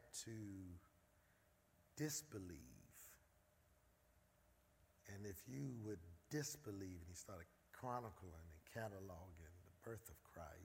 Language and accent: English; Philadelphia, Pennsylvania, United States; born and raised in North Philadelphia, Raymond Rosen Projects.